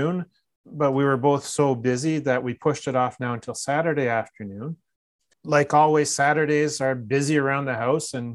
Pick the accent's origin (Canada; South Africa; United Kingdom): Canada; Newmarket, Ontario; out of Newmarket, Ontario, my hometown